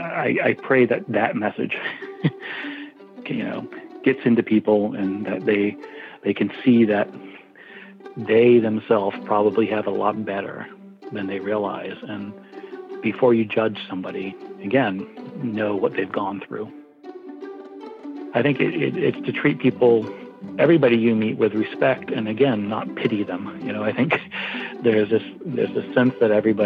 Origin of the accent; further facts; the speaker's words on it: New York City, New York, United States; I was from New York City